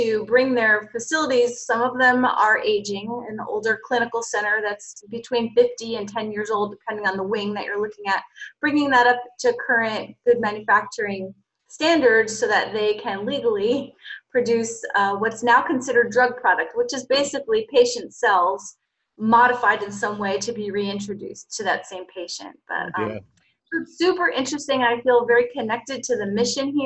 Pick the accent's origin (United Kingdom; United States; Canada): United States; Cranford, New Jersey; moved away as an adult; also born or lived in Baldwinsville, New York / Bethesda, Maryland; now in Pennsylvania, United States; I'm from New Jersey, a town called Cranford, New Jersey